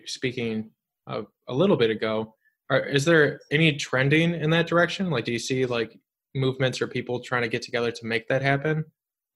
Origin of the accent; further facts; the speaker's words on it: Illinois, United States; Illinois, because it's my home state